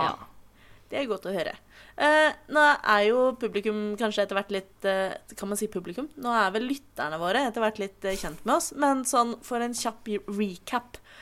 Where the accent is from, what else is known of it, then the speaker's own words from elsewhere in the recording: Oslo, Norway; jeg er jo fra Oslo